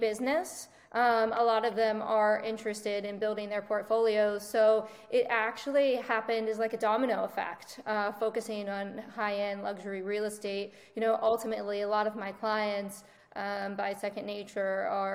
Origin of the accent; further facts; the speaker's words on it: West Virginia, United States; moved away as an adult; now in South Florida, United States; I'm originally from West Virginia. I grew up in a small town.